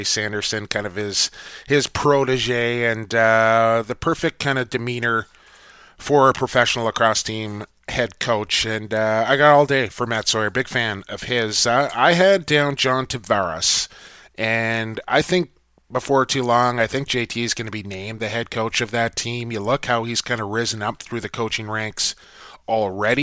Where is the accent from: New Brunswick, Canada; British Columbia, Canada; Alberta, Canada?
British Columbia, Canada; Coquitlam; Coquitlam, BC native, my hometown